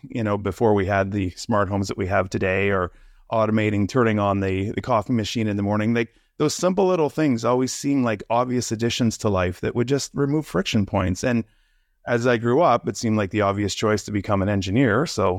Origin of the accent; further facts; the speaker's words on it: Quebec, Canada; now in Toronto, Canada; I live in the Toronto area right now, but I grew up in the Quebec area in Canada. Here, really small little town.